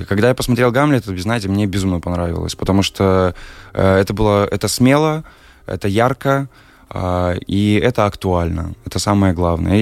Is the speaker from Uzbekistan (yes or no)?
no; Belarus; moved away as an adult; now in Riga, Latvia